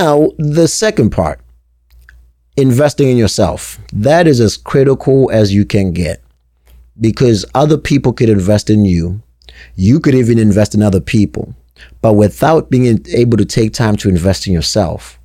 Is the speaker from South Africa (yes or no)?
yes; South Africa; also born or lived in New Hampshire, United States; now in Connecticut, United States; born and raised in South Africa, then grew up in New Hampshire, now sitting in Connecticut